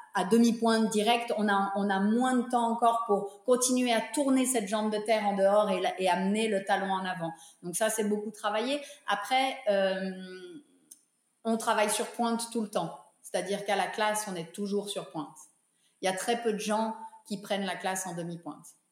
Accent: Geneva, Switzerland; moved away; also born or lived in New York / Monte Carlo; je suis revenue à Genève avec mon mari. on a repris l'école de danse qui était initialement l'école de danse de mes parents

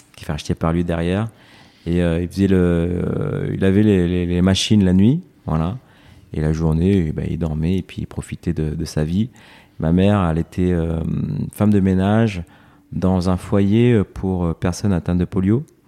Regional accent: Évry, Île-de-France, France; also born or lived in Corbeil-Essonnes / United States; je suis né à Corbeil-Essonne, mmh. dans l'Essonne, mmh. donc euh, une banlieue parisienne. Et euh, j'ai grandi dans la ville d'à côté, à Évry

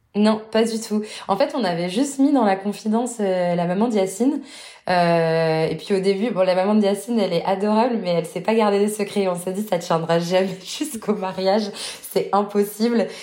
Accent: Arras, Hauts-de-France, France; moved away as an adult; now in Montreal, Canada; je suis originaire du nord de la France, donc de Arras exactement.

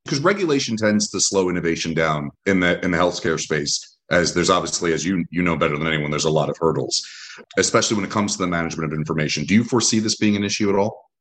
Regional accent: Aventura, Florida, United States; I grew up in uh, Aventura

